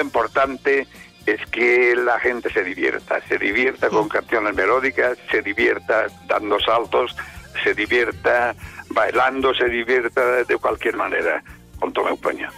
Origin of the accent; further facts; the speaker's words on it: Vilafranca de Bonany, Balearic Islands, Spain; Vilafranca, que es mi pueblo